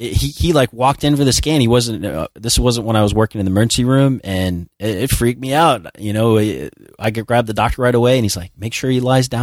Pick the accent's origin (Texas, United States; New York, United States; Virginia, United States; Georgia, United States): New York, United States; Long Beach; accent: New York; now in Florida, United States; Yeah, I was born in Florida, grew up in New York, and then kind of came back down here.